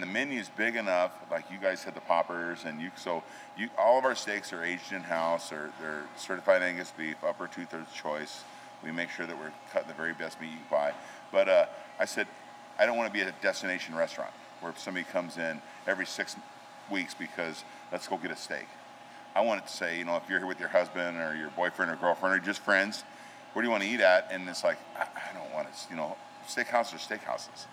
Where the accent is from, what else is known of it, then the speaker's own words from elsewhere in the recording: Gillette, Wyoming, United States; now in Spearfish, United States; I grew up in Wyoming. I'm a Wyoming boy